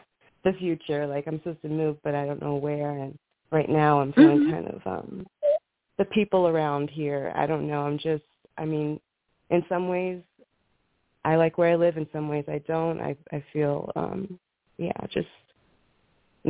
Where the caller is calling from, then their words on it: New Mexico, United States; I'm calling from New Mexico